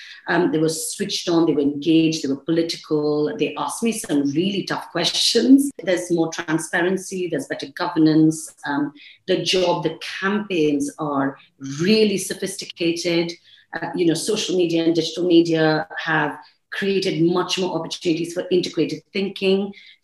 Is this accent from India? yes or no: yes; India; accent: Indian; You know, I sort of came in with my Indian accent, and I see that really changing.